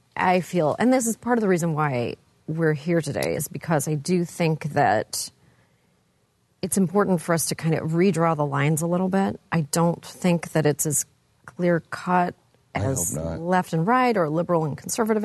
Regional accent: Canada; I'm from Canada, you guys.

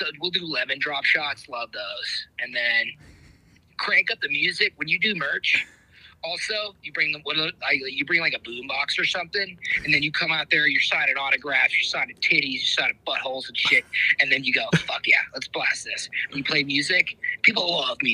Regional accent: Indiana, United States; moved away; I fucking grew up in Indiana

